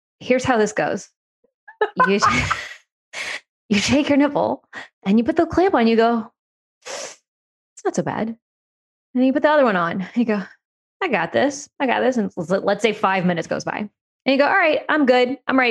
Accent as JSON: {"language": "English", "town": "New Orleans", "region": "Louisiana", "country": "United States", "said": "I'm from New Orleans"}